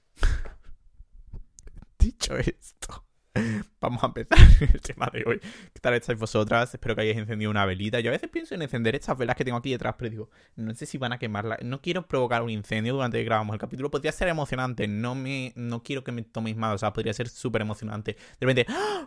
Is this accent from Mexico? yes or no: no; Jerez de la Frontera, Andalusia, Spain; accent: Andalusian; soy andaluz